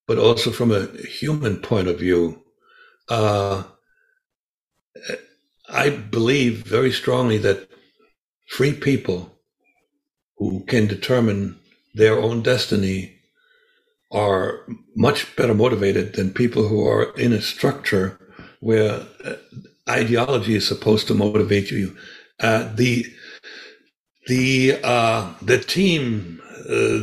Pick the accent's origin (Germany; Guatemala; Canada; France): Germany; moved away as an adult; now in United States; growing up in East Germany in a communist dictatorship